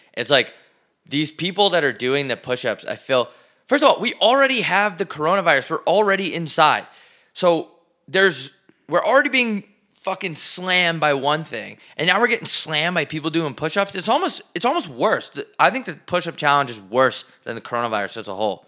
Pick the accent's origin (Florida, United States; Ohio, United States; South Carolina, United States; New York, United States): New York, United States; I'm from New York